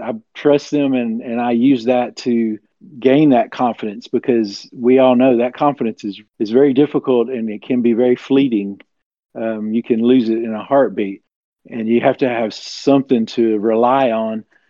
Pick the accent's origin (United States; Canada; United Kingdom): United States; Tennessee; I'm from the southeast U.S. In Ten- I'm in Tennessee, and I've lived here my entire life